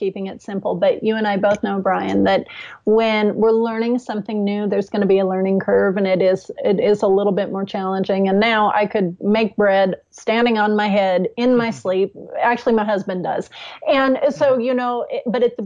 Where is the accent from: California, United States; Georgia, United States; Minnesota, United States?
California, United States; I grew up in California, and I grew up in farming communities